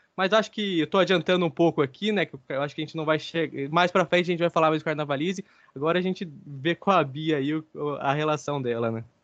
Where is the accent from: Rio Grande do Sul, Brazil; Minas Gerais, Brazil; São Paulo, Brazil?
São Paulo, Brazil; Guaratinguetá; now in Rio de Janeiro, Brazil; eu sou lá do interior de São Paulo, de Guaratinguetá. Agora, atualmente, eu resido aqui no Rio de Janeiro